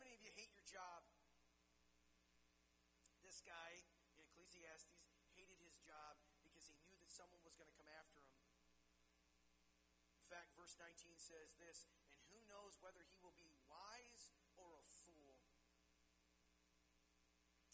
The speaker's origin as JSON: {"language": "English", "country": "United States", "tie": "born or raised there", "said": "growing up in the United States of America"}